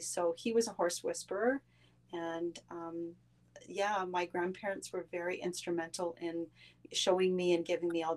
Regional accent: Quebec, Canada; I was brought up in Quebec

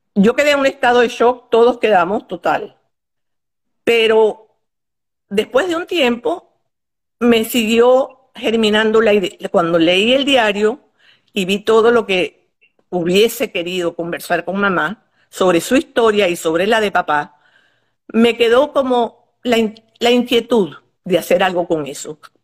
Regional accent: Maracaibo, Zulia, Venezuela; moved away as an adult; also born or lived in Poland / Paris, France; now in United States; Vivíamos en Maracaibo, mi familia éramos cinco, mis dos hermanos, yo soy la mayor, que nací en Polonia

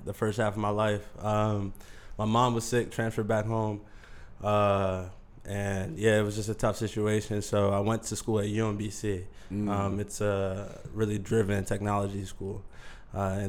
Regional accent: Columbia, Maryland, United States; moved away as an adult; now in New York, United States; I'm from Columbia, Maryland.

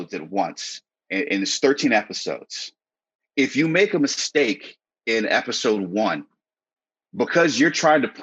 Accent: Connecticut, United States; also born or lived in New York City; I grew up in Connecticut, but at the same time with my family in New York City

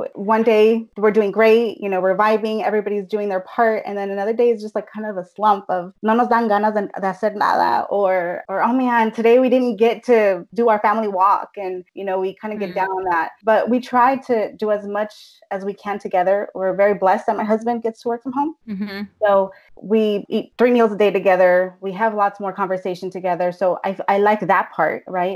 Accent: Bay Area, California, United States; I'm a Chicana, born and raised in California, Bay Area to be more specific

